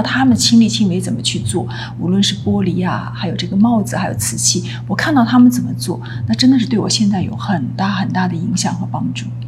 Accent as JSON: {"language": "Chinese", "town": "Suzhou", "region": "Jiangsu", "country": "China", "tie": "born or raised there", "also_born_or_lived": "Beijing / Italy", "moved": "as an adult", "said": "苏州出生长大，大学毕业，中间嗯。也到北京，北方去读书过，但都是在考学的时候，比较少，大部分时间都在苏州"}